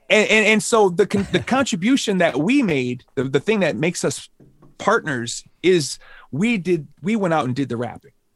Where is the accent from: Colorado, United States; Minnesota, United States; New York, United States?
Minnesota, United States; Minneapolis; I grew up on the South Side, and as a younger kid, I didn't, I, I, I wasn't, I didn't have the opportunities to travel to Saint Paul or the north side